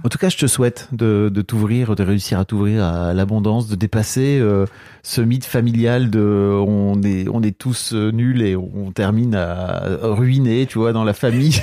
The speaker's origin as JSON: {"language": "French", "area": "the North", "region": "Hauts-de-France", "country": "France", "said": "Moi, je viens du Nord"}